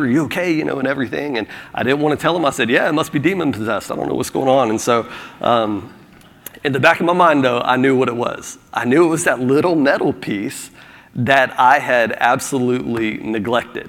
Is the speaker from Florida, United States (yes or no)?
yes; Florida, United States; now in South Carolina, United States; I'm from Florida